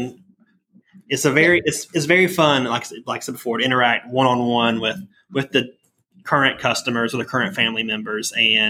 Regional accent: the South, United States; born and raised in the South and a July baby

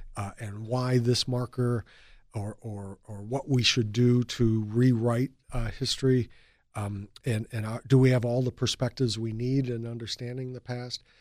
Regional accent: Chicago, Illinois, United States; moved away as an adult; also born or lived in Ohio / Germany / Philadelphia; now in Delaware, United States; I'm originally from Chicago

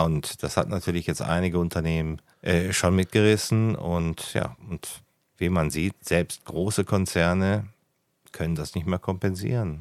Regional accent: Ruhr area, North Rhine-Westphalia, Germany; now in Lake Constance, Germany; ich komme ursprünglich mal aus dem Ruhrgebiet.

